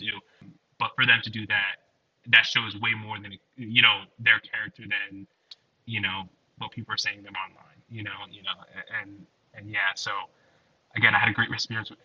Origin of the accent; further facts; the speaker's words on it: New Jersey, United States; I'm from Jersey